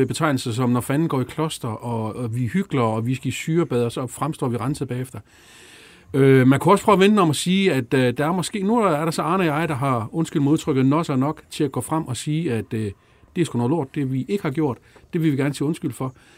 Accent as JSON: {"language": "Danish", "region": "Jutland", "country": "Denmark", "said": "jeg er fra Jylland"}